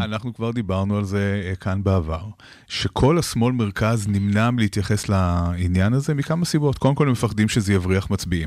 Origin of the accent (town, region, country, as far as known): Israel